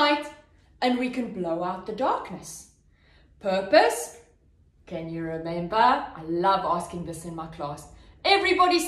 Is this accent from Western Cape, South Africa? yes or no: yes; Cape Town, Western Cape, South Africa; a city called Cape Town. So that's where I'm from